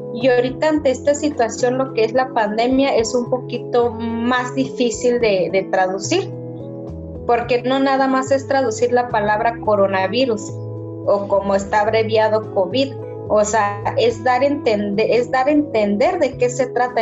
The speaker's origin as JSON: {"language": "Spanish", "area": "Sierra Tarahumara", "region": "Chihuahua", "country": "Mexico", "moved": "yes", "said": "yo como persona que vengo de la Sierra"}